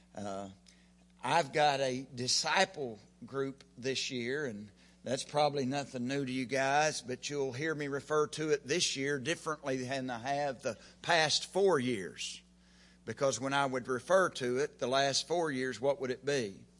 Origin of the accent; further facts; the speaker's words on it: Oklahoma, United States; I'm from Oklahoma